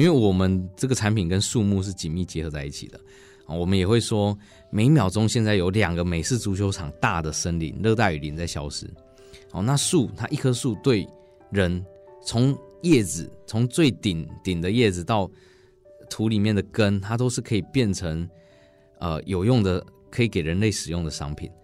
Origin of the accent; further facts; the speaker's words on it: Changhua County, Taiwan; 走进彰化，我们家乡比较缺乏资源的小学